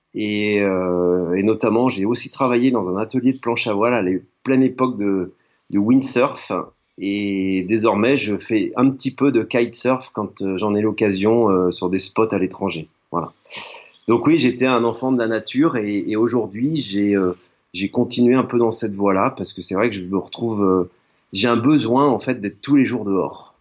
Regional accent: Nantes, Pays de la Loire, France; j'ai grandi à Nantes

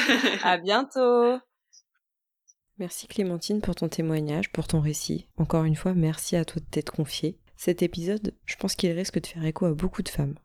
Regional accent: Niort, Nouvelle-Aquitaine, France; je suis de Niort

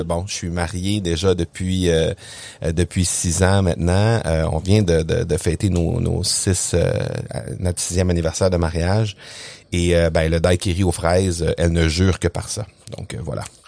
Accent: Quebec, Canada; accent: Québécois; t'as pas mentionné que je viens du Québec. J'imagine que les gens ont compris à mon ah. accent que je viens du Québec

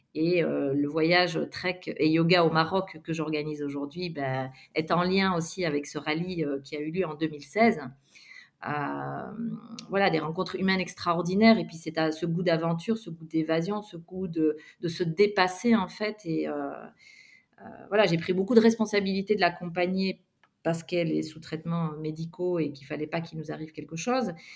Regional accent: Belgium; moved away as an adult; also born or lived in Montpellier / Réunion / Guadeloupe / Australia; je suis originaire de Belgique et donc, j'ai grandi euh, en Belgique jusqu'à l'âge euh, ben voilà, de 22 ans.

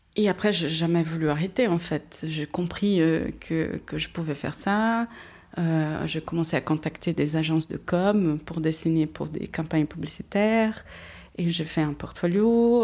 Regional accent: Brazil; French is a second language; moved away as an adult; au Brésil, j'étais déjà indépendante.

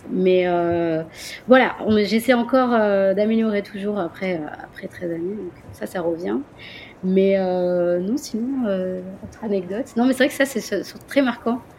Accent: France; accent: French; mon accent français. Donc, euh, bon, il s'est amélioré, hein, attention.

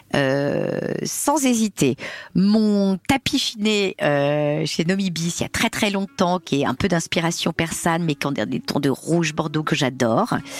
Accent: Corsica, France; je suis corse

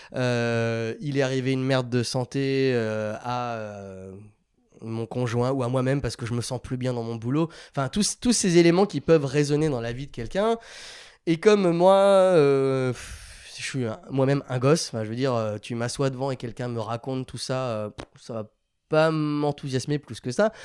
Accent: France; moved away as an adult; now in Barcelona, Spain; on est beaucoup de Français

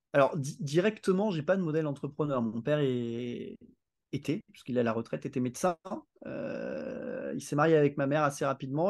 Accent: Réunion; je suis né ici, j'ai vécu ici

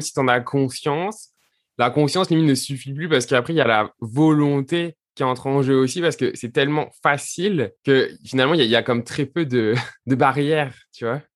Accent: south of France, France; je viens du sud de la France

